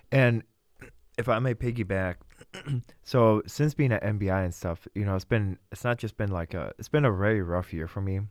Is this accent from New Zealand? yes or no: no; Vladikavkaz, North Ossetia–Alania, Russia; now in Wisconsin, United States; I was born in Vladikavsk, Russia.